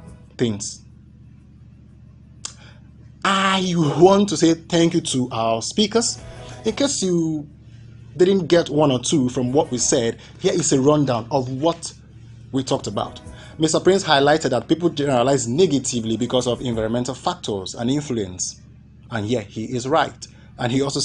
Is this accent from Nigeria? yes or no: yes; Ikwerre, Rivers State, Nigeria; I'm from Ikwerre